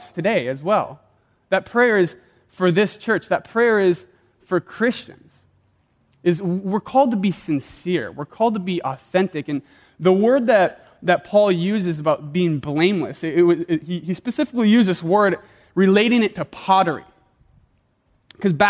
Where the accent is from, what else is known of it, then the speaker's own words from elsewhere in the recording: South Dakota, United States; moved away; Taco Bell was the only Mexican food I knew growing up in South Dakota